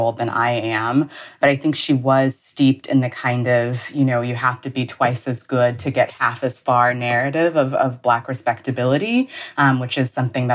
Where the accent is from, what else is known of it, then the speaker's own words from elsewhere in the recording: Huntsville, Alabama, United States; when I was younger, we lived in Huntsville, Alabama